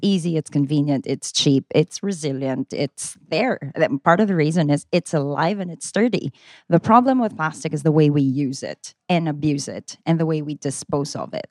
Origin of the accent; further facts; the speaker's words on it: Philippines; I'm Filipina